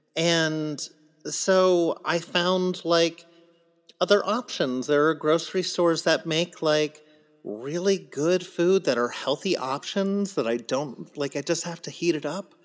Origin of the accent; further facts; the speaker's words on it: San Diego, California, United States; I grew up in San Diego